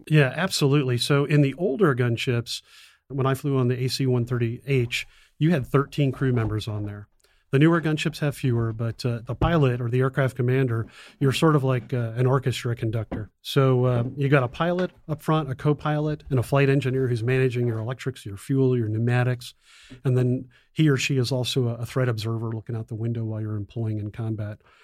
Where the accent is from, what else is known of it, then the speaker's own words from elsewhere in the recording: South Florida, United States; moved away as an adult; also born or lived in Bitburg Air Base, Germany; I grew up in South Florida